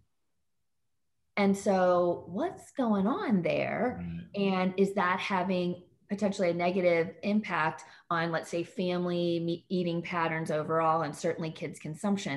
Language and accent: English; St. Louis, Missouri, United States; I'm from Missouri too, right? I'm from St. Louis. I'm coming to you from St. Louis, Missouri right now.